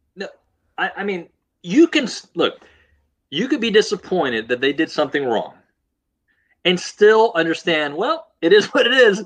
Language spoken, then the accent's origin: English; Houston, Texas, United States; growing up in Houston